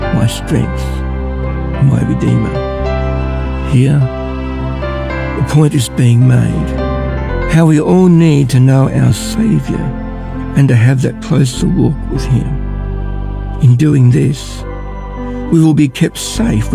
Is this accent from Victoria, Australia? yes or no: yes; Ballarat, Victoria, Australia; I'm from Ballarat